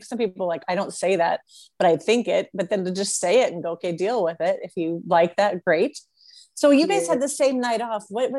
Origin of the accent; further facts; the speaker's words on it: United States; I'm American